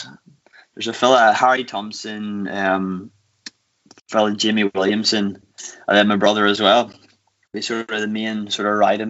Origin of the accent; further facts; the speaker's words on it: Newcastle, Northern Ireland, United Kingdom; I'm from Newcastle, actually.